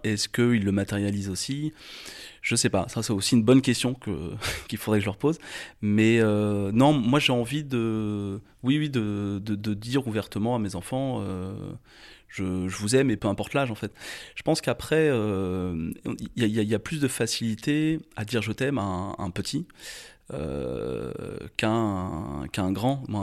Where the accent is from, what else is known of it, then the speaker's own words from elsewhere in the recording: Chalonnes-sur-Loire, Pays de la Loire, France; je suis né en 1984 à Angers, sur les bords de la Loire